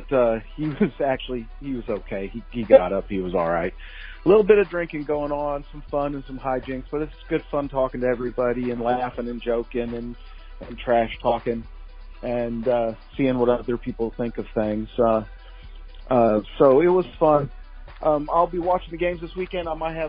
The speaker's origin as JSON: {"language": "English", "town": "Kansas City", "region": "Missouri", "country": "United States", "said": "I told some folks that I was from Kansas City"}